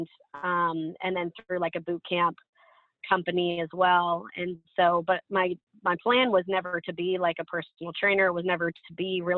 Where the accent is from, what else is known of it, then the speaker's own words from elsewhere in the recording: Seattle, Washington, United States; moved away as an adult; also born or lived in California; I'm from Seattle, moved to California